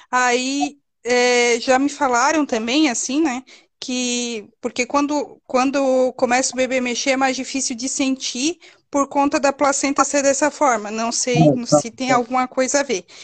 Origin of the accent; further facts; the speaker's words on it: Santa Catarina, Brazil; Doutor, eu sou de Santa Catarina, eu tô de 38 semanas